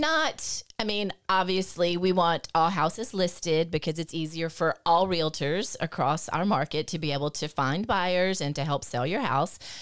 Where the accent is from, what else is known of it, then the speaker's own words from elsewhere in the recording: Lafayette, United States; born and raised in Lafayette.